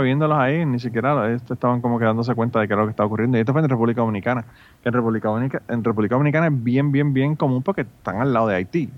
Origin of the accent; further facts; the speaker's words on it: Puerto Rico; yo soy de Puerto Rico.